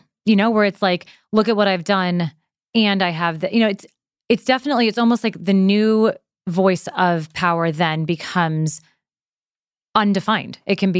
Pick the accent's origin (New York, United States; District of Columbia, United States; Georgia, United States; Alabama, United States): New York, United States; I'm from New York, so I have heard it.